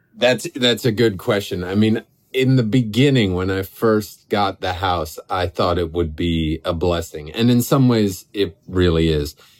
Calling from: Catskill Mountains, New York, United States; I'm calling you from the Catskill Mountains

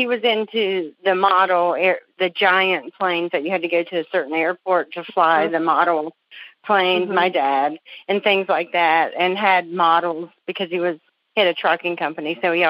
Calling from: Greenville, South Carolina, United States; From Greenville, South Carolina.

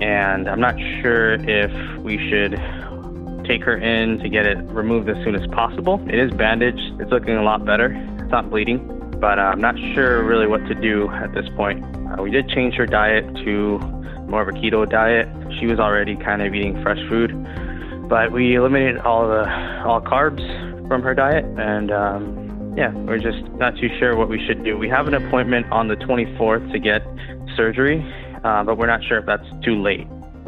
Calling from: Pomona, California, United States; I'm calling from Pomona, California.

